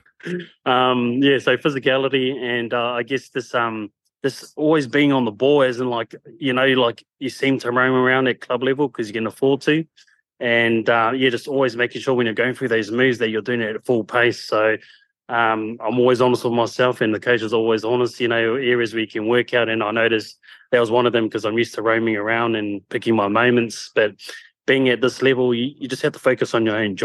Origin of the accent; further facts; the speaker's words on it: Queensland, Australia; I'm originally from Queensland, obviously, but I've been travelling all the way to New South Wales for rugby